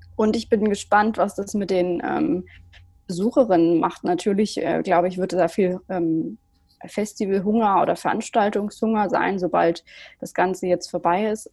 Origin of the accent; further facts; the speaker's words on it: Germany; ich bin aufgewachsen in der Nähe von Hamburg